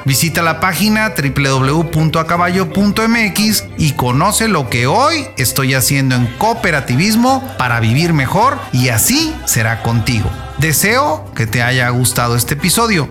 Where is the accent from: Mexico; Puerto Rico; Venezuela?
Mexico; Tepic, Nayarit; de aquí de mi tierra en Tepic Nayarit